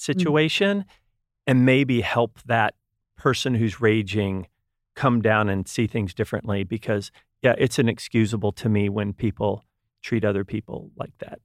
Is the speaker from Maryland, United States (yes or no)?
no; Texas, United States; now in California, United States; I'm originally from Texas